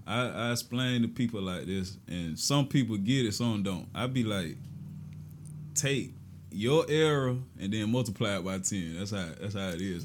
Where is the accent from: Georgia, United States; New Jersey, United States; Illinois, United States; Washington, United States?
Georgia, United States; Augusta; I was born in Southside. That's where I'm originally from, my family from. But my mom moved us to Georgetown. That's where I've been at since, like, six years old